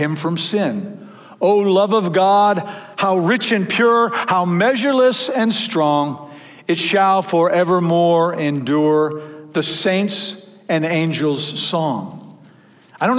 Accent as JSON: {"language": "English", "region": "Michigan", "country": "United States", "tie": "born or raised there", "moved": "yes", "said": "I grew up in Michigan."}